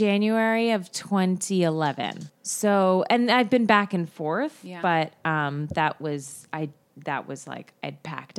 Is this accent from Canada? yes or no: yes; Canada; now in United States; I was born in Canada.